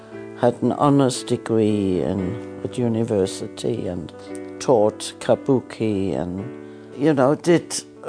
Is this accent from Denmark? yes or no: yes; Denmark; moved away; also born or lived in Germany; I was born in Germany, but I was raised in Denmark because my father was Danish, my mother was German, and she went home to her mummy to give birth.